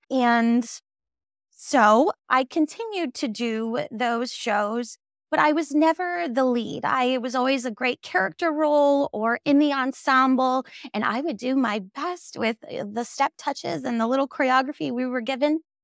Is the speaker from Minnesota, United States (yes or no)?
yes; Minnesota, United States; moved away as an adult; also born or lived in New York City; now in Los Angeles, United States; I'm originally from Minnesota, went to school in New York City, and then moved to Los Angeles.